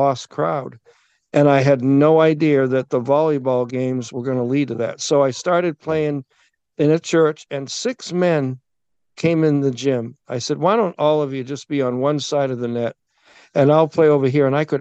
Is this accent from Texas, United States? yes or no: no; Massachusetts, United States; I was brought up in Massachusetts